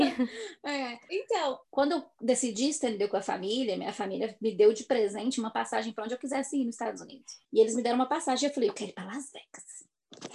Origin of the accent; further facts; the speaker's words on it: Brazil; moved away as an adult; also born or lived in Chicago / New Hampshire; now in United States; Eu sou do Brasil. Vou voltar para o Brasil eventualmente